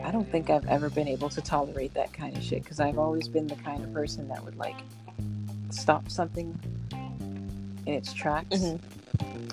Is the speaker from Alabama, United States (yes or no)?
no; Massachusetts, United States; I'm from Massachusetts.